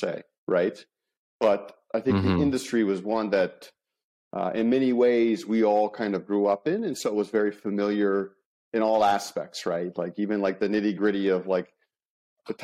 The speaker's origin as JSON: {"language": "English", "town": "Las Vegas", "region": "Nevada", "country": "United States", "tie": "born or raised there", "said": "I'm in Las Vegas, right? So born and bred, I travel the world, but I'm always finding Las Vegas to be home"}